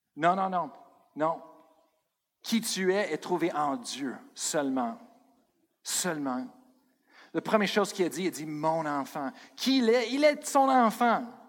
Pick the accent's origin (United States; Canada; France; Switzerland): United States; Colorado; moved away; je viens de Colorado.